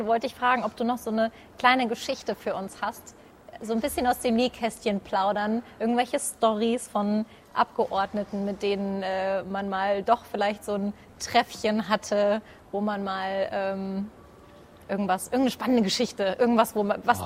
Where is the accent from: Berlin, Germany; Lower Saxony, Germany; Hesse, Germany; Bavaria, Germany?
Hesse, Germany; bei uns in Hessen